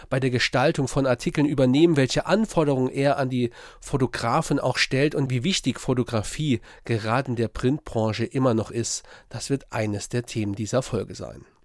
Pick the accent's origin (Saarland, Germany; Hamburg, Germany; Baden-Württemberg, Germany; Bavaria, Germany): Saarland, Germany; ist mir als Saarländer außer ja, vielleicht der Schwarzwälder Kirschtorte gar kein Gericht aus deiner Region eingefallen.